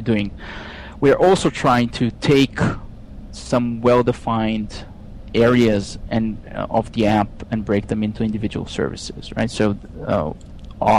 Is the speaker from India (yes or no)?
no; Israel; moved away as an adult; now in Pittsburgh, United States; you can tell where I'm from by my accent, but I'm originally from Israel.